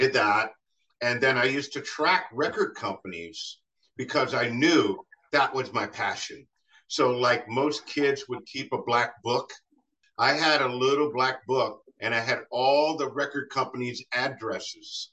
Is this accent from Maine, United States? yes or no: no; Ohio, United States; growing up in Ohio all this time